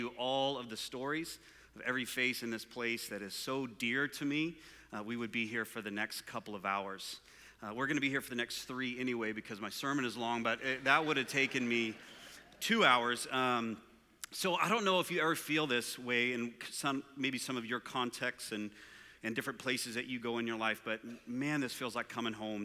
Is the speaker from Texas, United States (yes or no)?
yes; Permian Basin, West Texas and eastern New Mexico, United States; I grew up in West Texas and eastern New Mexico area in a place called the Permian Basin